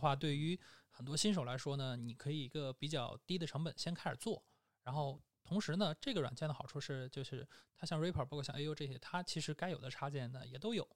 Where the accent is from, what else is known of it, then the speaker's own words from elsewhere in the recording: China; 我们中国人